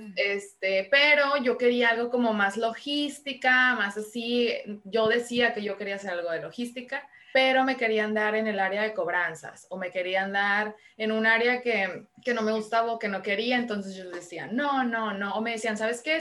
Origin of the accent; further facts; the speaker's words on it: Culiacán, Sinaloa, Mexico; moved away as an adult; also born or lived in Los Angeles / Guadalajara / Madrid; now in Tijuana, Mexico; Soy sinaloense, Estoy de Culiacán, Sinaloa. Allá nací, allá viví hasta mis 25 años